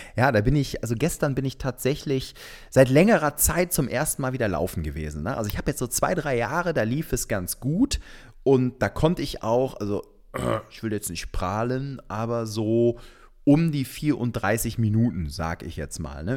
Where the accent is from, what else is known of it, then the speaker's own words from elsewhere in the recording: Cologne, North Rhine-Westphalia, Germany; als Kölner.